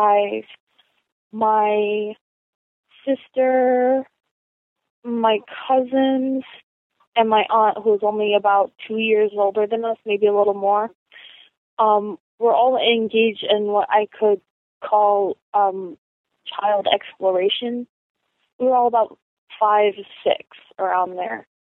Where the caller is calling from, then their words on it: Rhode Island, United States; I'm calling from Rhode Island.